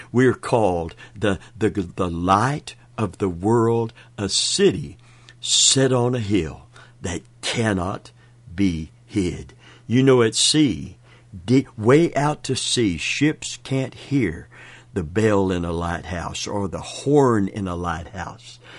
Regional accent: Kentucky, United States; I'm from Kentucky.

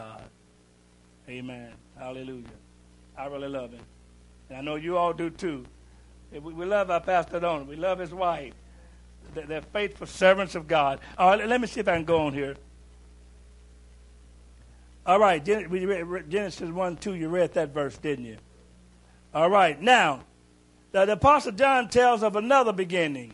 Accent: Kentucky, United States; I'm from Kentucky

